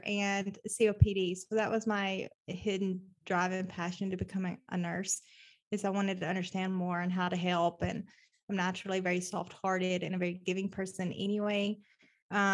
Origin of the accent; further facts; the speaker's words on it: Nashville, Tennessee, United States; moved away as an adult; now in Oklahoma City, United States; I am originally from Nashville, Tennessee.